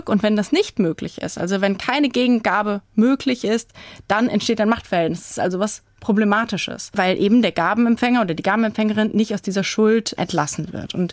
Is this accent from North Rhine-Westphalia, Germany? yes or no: no; Rhineland-Palatinate, Germany; also ich komme aus Rheinhessen und habe dorthin Kontakte und Familie, dass in diesen kleinen Dörfern dieses Engagement eben weiter fortbesteht